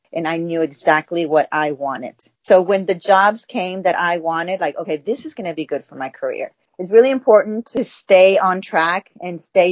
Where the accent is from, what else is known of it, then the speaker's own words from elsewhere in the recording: Houston, Texas, United States; I grew up in Houston